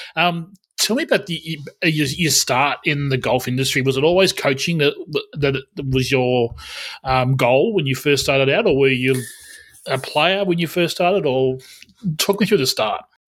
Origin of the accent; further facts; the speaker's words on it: Albury, New South Wales, Australia; now in Victoria, Australia; I'm technically from Albury, so I'm technically from ah. New South Wales as well